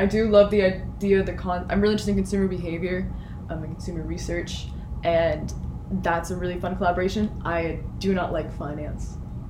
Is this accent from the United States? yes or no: yes; Middletown, United States; I'm from a city called Middletown. It is as boring as it sounds.